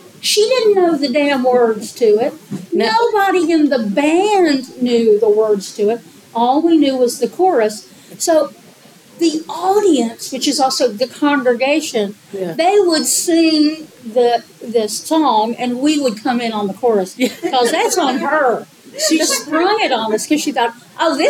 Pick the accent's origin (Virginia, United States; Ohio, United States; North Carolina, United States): North Carolina, United States; Buncombe County; I'm from West by God, Buncombe County. Everybody sings gospel there